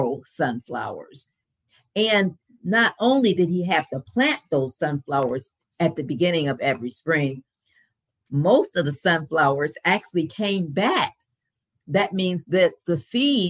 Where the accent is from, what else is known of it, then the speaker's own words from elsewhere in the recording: Grand Rapids, Michigan, United States; As I was growing up in Grand Rapids, Michigan